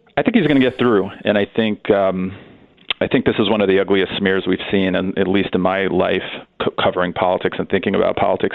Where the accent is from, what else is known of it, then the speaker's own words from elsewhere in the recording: New York, United States; I grew up in New York